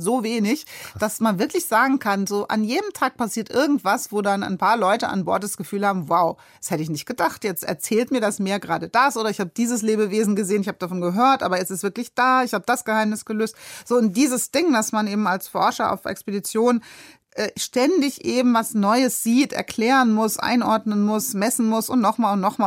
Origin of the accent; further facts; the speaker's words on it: Darmstadt, Hesse, Germany; moved away as an adult; also born or lived in Hamburg; Darmstadt aufgewachsen. Aber man äh, sollte sich nicht äh, darüber mokieren, da wir Hesse kommen überall hin